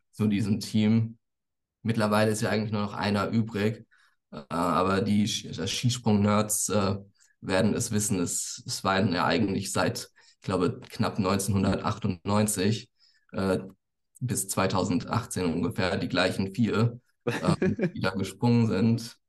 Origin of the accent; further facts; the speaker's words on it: near Frankfurt, Hesse, Germany; ich komme aus, aus der Nähe von Frankfurt